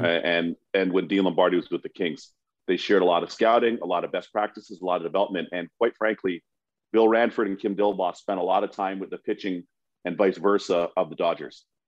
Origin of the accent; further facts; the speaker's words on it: Toronto, Ontario, Canada; we grew up knowing Spotter in Toronto